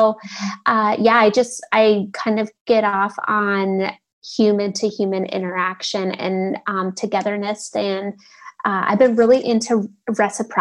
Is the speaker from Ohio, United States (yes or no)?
yes; Ohio, United States; now in Portland, United States; I'm from the Midwest. So grew up in Ohio